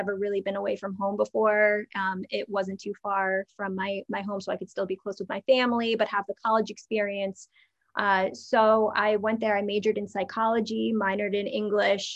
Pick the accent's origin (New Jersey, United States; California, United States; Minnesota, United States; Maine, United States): New Jersey, United States; growing up in the New York, New Jersey area, we're taught from a very early age